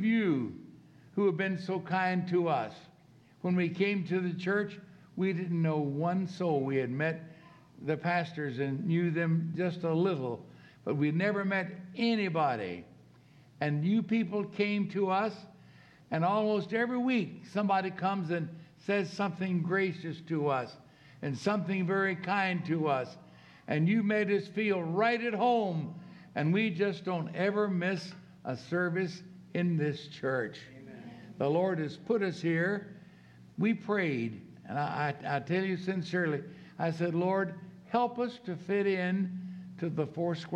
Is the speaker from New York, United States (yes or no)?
no; Norfolk, Virginia, United States; where I was raised in Norfolk, Virginia